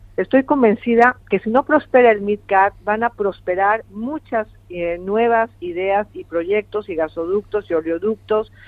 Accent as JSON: {"language": "Spanish", "country": "Mexico", "moved": "yes", "said": "yo tengo mi posición como mexicana"}